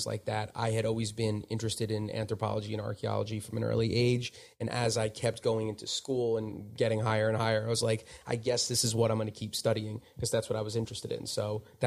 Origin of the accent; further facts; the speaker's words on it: Smithtown, New York, United States; I was born in Smithtown, which is on Long Island